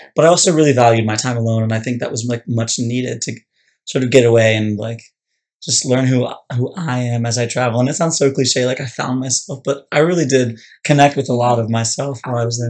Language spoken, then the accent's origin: English; Annapolis, Maryland, United States; I was born and raised in Annapolis